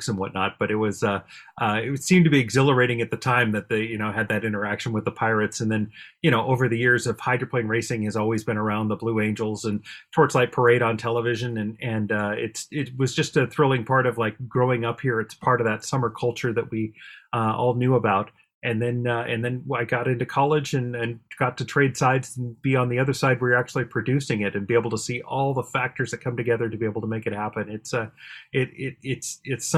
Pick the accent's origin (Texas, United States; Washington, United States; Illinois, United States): Washington, United States; Bothell; I grew up in the Bothell area